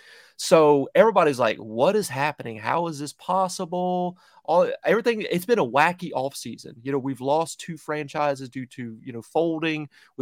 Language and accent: English; Charlotte, North Carolina, United States; moved away; also born or lived in New England; my hometown of Charlotte, woo, North Carolina